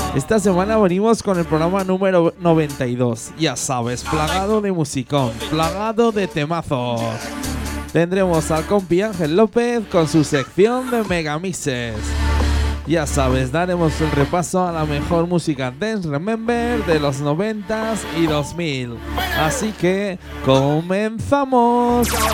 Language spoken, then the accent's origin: Spanish; Gelsa, Aragon, Spain; en mi pueblo, en Gelsa, en la provincia de Zaragoza